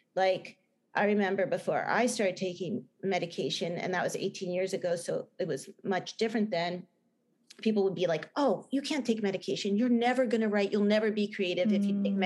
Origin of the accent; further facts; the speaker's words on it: New Jersey, United States; accent: Jersey; my bad Jersey accent